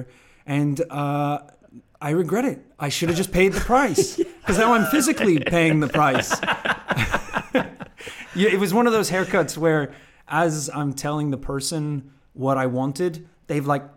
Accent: Northern Ireland, United Kingdom; We grew up in Northern Ireland

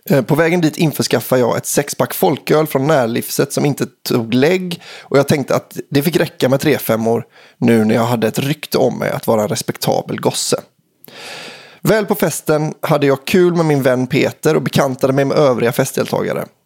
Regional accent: Surte, Västra Götaland, Sweden; men mest av allt för att det är en historia som utspelar sig i min hemby, Surte.

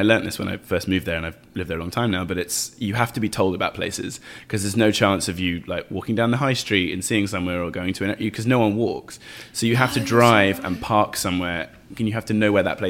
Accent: England, United Kingdom; And actually growing up in England, bolognese was like, you could see the meat.

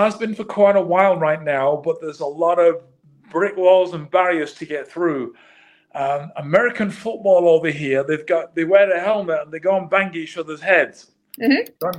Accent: Manchester, North West England, United Kingdom; moved away; I'm born and raised in Manchester

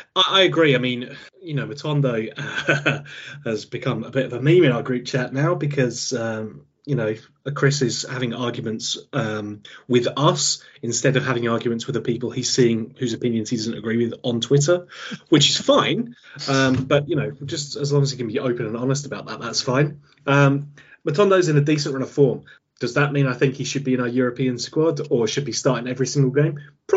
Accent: England, United Kingdom; because we're English and we're definitely supporting them.

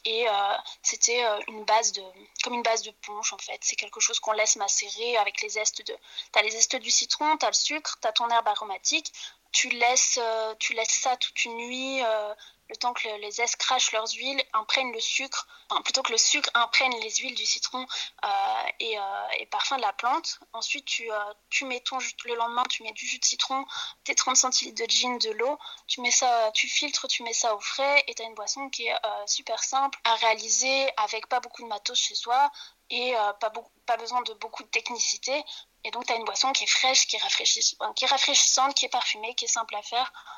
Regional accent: Normandy, France; moved away as an adult; now in Brussels, Belgium; moi, je suis arrivée à Bruxelles il y a 7 ans parce que je suis, je suis française, normande

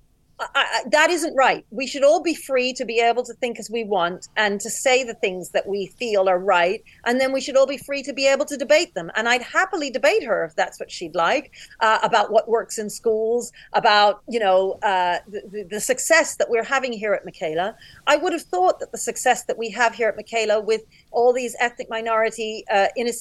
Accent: United Kingdom; I'm black and I'm British

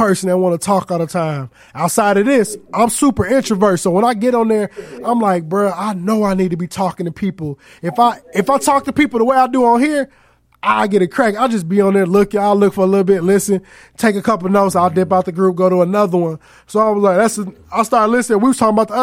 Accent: Aurora, Illinois, United States; I'm from Aurora.

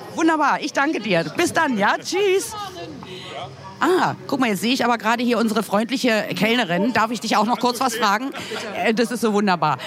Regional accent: Berlin, Germany

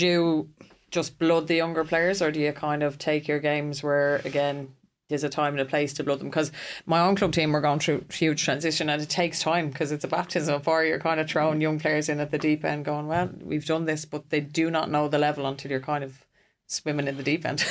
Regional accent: Ireland; as an Irish person

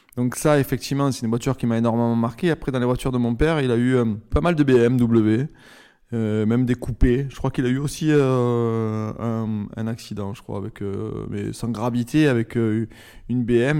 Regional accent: Marseille, Provence-Alpes-Côte d'Azur, France; j'ai grandi à Marseille, dans une famille assez euh, populaire

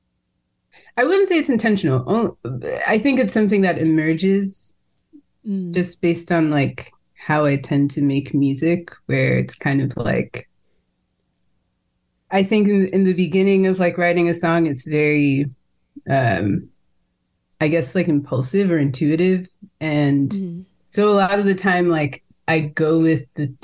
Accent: California, United States; growing up in California.

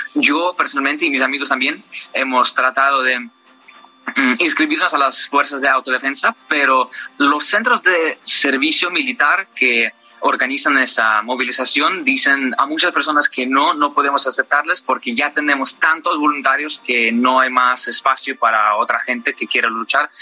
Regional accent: Crimea, Ukraine; Spanish is a second language; moved away; Mi familia está en Crimea, mis padres viven ahí, yo soy de Crimea, de parte que Rusia ocupó ya hace ocho años

